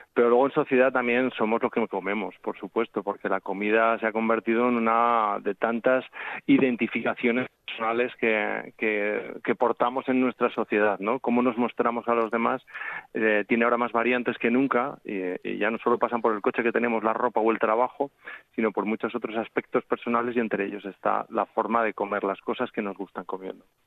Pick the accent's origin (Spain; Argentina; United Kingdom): Spain; Zaragoza, Aragon; now in Asturias, Spain; yo llevo veintitantos años viviendo en Asturias, me siento asturiano, pero nací en Zaragoza, también me siento aragonés